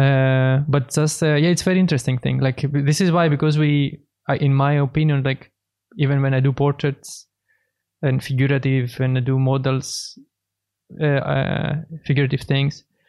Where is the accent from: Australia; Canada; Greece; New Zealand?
Greece; Thessaloniki, Central Macedonia; moved away as an adult; now in Berlin, Germany; I'm a painter from Greece, Thessaloniki.